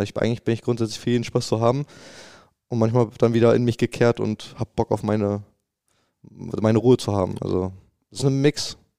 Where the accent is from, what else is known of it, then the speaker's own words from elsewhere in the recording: Bremen, Germany; moved away as an adult; also born or lived in Cologne, Germany; now in Dortmund, Germany; ich bin ja ge geboren in Bremen